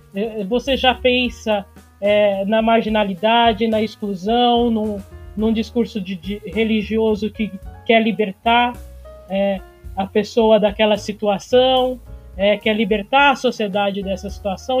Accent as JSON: {"language": "Portuguese", "region": "São Paulo", "country": "Brazil", "said": "de São Paulo"}